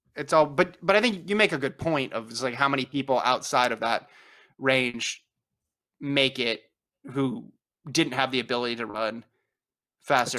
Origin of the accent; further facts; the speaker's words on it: Nevada, United States; I grew up in Nevada, we say it Nevada